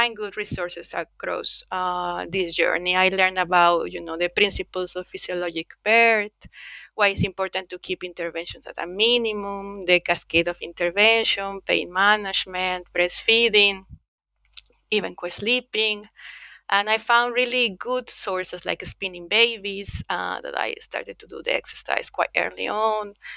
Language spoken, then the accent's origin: English; Mexico; moved away as an adult; also born or lived in United Kingdom; now in Finland; I'm originally from Mexico, but I left Mexico when I was 24 years old